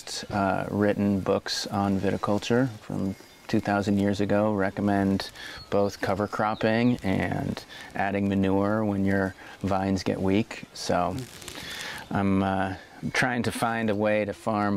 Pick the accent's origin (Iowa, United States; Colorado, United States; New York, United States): Iowa, United States; now in Oregon, United States; growing up in Iowa and being surrounded by corn